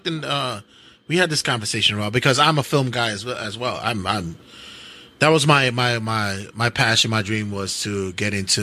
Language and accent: English; New York City, New York, United States; Brooklyn, Queens, where we originally come from